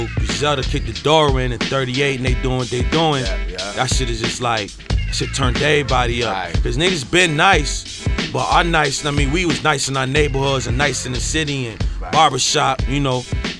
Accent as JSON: {"language": "English", "town": "Syracuse", "region": "New York", "country": "United States", "moved": "as an adult", "lives_now": "Buffalo, United States", "said": "I'm from Syracuse"}